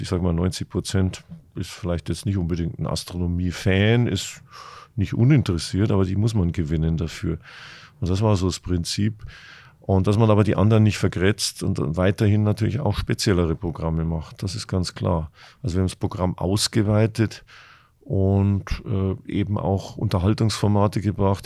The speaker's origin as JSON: {"language": "German", "town": "Munich", "region": "Bavaria", "country": "Germany", "moved": "yes", "lives_now": "Hamburg, Germany", "said": "als Münchner"}